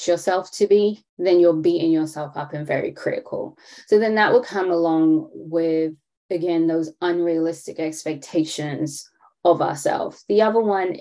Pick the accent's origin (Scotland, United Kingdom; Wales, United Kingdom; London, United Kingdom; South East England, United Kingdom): London, United Kingdom; now in Atlanta, United States; I am from London, born and raised, to Caribbean parent, but I do live in Atlanta